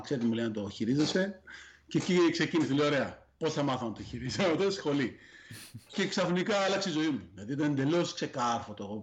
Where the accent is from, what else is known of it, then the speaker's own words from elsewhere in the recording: Athens, Attica, Greece; moved away as an adult; εγώ γεννήθηκα μεγάλο στην Αθήνα και στα 36 μου, ενώ είχα μια υγιέστατη δουλειά